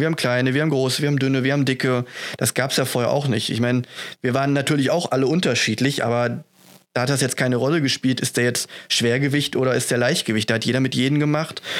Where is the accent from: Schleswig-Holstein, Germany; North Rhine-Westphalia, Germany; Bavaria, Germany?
North Rhine-Westphalia, Germany; Essen; Ich komme aus Essen, trainiere auch in Essen beim Manjaro Fight Team